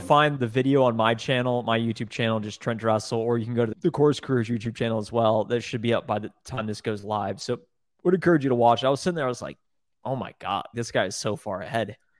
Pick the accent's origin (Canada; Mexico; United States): United States; Columbus, Ohio; I grew up in Columbus, Ohio.